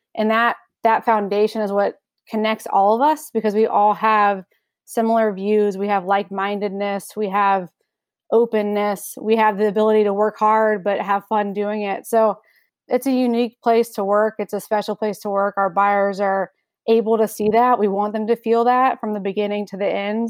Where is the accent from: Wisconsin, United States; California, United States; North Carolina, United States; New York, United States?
North Carolina, United States; Raleigh; I'm born and raised in Raleigh, so I've only ever lived here